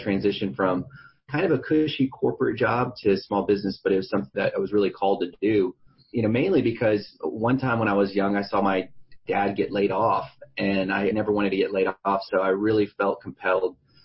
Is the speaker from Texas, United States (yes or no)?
yes; San Antonio, Texas, United States; I'm from San Antonio, Texas